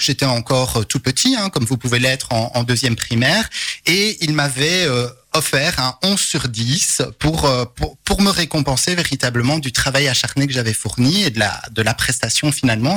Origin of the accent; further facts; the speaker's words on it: Charleroi, Wallonia, Belgium; je suis un carolo positif